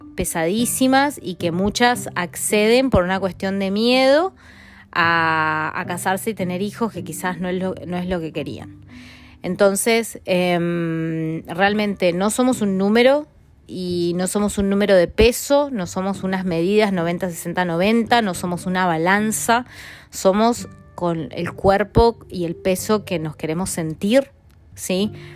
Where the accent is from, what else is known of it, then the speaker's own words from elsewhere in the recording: Mendoza, Argentina; moved away as an adult; en Mendoza, en mi ciudad natal